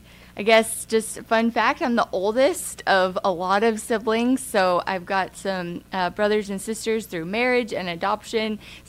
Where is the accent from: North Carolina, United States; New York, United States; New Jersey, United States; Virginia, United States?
North Carolina, United States; Wilmington; moved away as an adult; now in Midland, United States; I am born and raised in Wilmington, North Carolina, so a little ways from Midland.